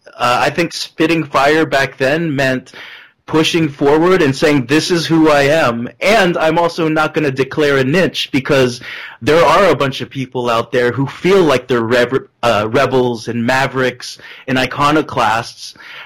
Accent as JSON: {"language": "English", "country": "Philippines", "said": "someone being really proud of being Filipino for the longest time"}